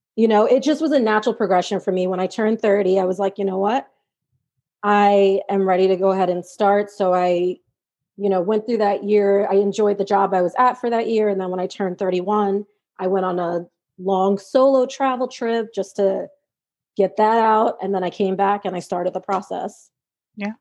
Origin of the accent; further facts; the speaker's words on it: New York, United States; I am from New York